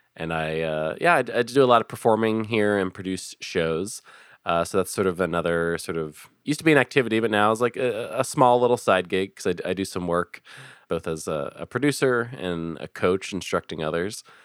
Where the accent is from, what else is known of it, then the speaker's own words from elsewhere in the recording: Philadelphia, Pennsylvania, United States; I'm originally from Philadelphia, uh, born and raised